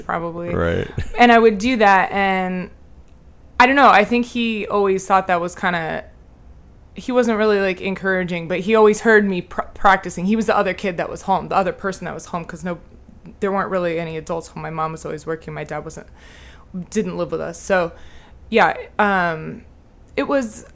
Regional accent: The Colony, Texas, United States; born or raised there; also born or lived in Lubbock, Texas

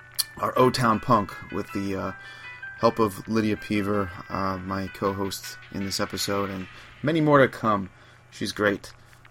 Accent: New York, United States; I grew up in New York, and kid of the 70s, 80s

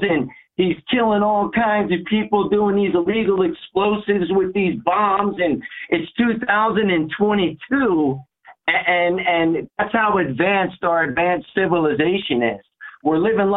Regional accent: United States; as an American

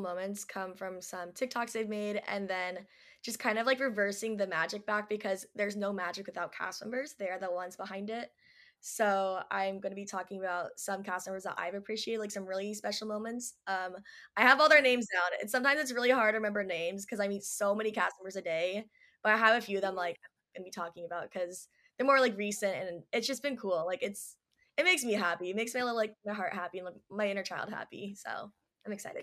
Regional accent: Orange County, California, United States; growing up in Orange County, very cliquey people

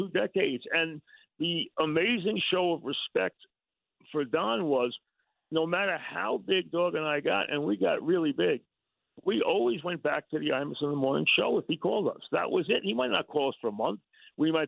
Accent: Long Beach, New York, United States; I grew up in Long Beach

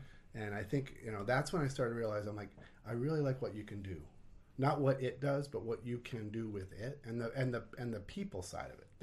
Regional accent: New Jersey, United States; moved away as an adult; also born or lived in Pennsylvania; now in Minnesota, United States; I grew up in New Jersey

